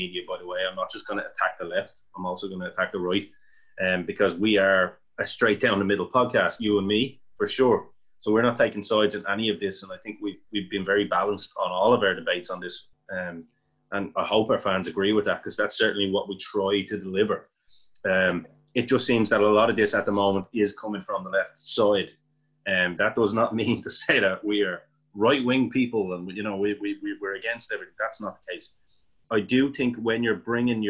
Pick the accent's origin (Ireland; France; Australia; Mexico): Ireland; we, as two Irish guys who don't live in the United States of America